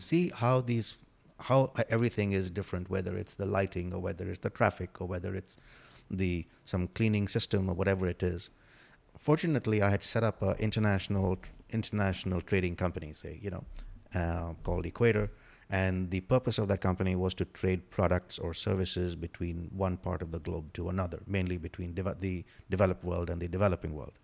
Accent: India; moved away as an adult; also born or lived in Africa / Galveston area, United States; now in United States; I grew up in India, did my, all my education in India

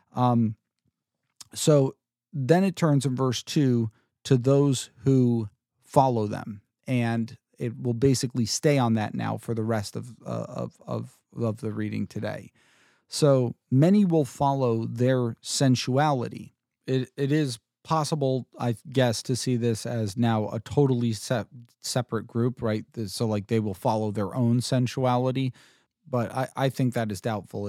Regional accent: New Jersey, United States; I'm from Jersey

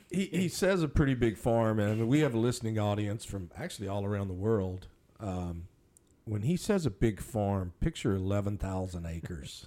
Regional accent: Minerva, Texas, United States; I grew up in Minerva.

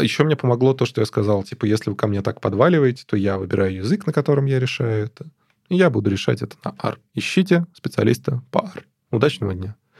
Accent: Moscow, Russia; я из Москвы

